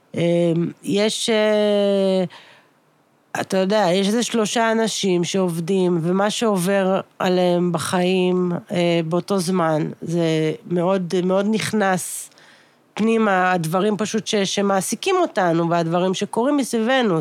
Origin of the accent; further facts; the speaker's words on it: Ramat Gan, Central District, Israel; אנחנו גדלנו בתל השומר, יש מקום שזה נקרא שיכון הרופאים